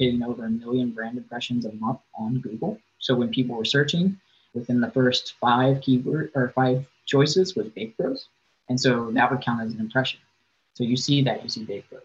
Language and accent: English; Virginia, United States; moved away as an adult; now in Arizona, United States; I grew up in Virginia